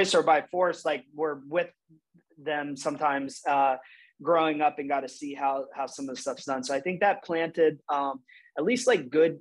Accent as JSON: {"language": "English", "town": "Urbana", "region": "Ohio", "country": "United States", "tie": "born or raised there", "also_born_or_lived": "Maine / Toledo, Ohio", "said": "I was born in Maine, but grew up from age 1 to 18 in Urbana, Ohio"}